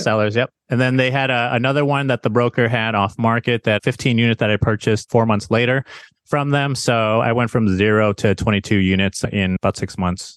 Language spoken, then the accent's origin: English; Chicago, Illinois, United States; moved away as an adult; also born or lived in Arizona; now in San Diego, United States; born and raised in Chicago, went to Arizona State for my formal education